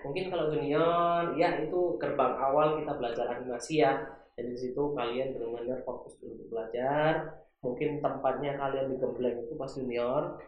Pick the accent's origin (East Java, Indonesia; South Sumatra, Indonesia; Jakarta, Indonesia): East Java, Indonesia; Malang; moved away as an adult; also born or lived in Batam; kampung halamanku di Malang